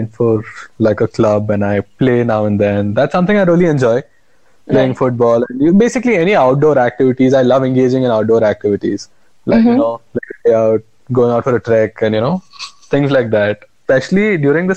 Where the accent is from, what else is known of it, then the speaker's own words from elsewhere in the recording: Bangalore, Karnataka, India; also born or lived in Goa; I am from Bangalore, born in Goa, brought up in Bangalore, and my parents are from Bangalore